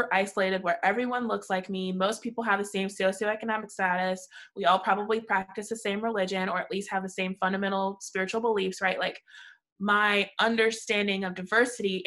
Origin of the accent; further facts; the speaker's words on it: St. Louis, Missouri, United States; I grew up in St. Louis in the 90s